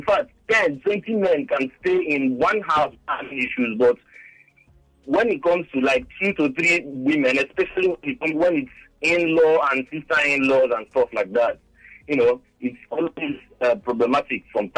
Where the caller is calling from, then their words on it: Lagos, Nigeria; I'm calling from Abraham Adesanya Estate.